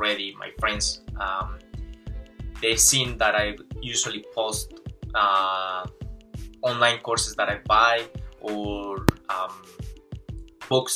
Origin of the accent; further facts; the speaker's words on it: Colombia; English is a second language; moved away as an adult; also born or lived in Venezuela; now in New Zealand; I'm Colombian. Well, actually I was born in Venezuela, but I grew up in Colombia